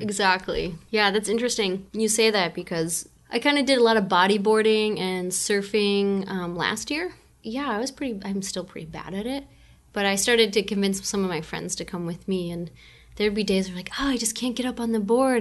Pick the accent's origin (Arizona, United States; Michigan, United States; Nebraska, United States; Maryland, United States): Michigan, United States; Newport; moved away as an adult; now in Pacifica, United States; I was born and raised in Michigan